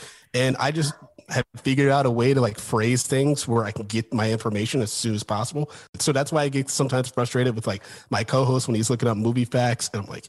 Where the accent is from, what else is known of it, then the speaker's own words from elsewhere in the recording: Ann Arbor, Michigan, United States; I grew up in Ann Arbor, Michigan, which is a lot like Woodsboro.